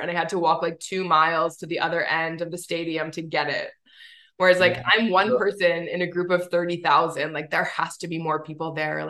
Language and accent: English; Winnipeg, Manitoba, Canada; I'm from Winnipeg, actually.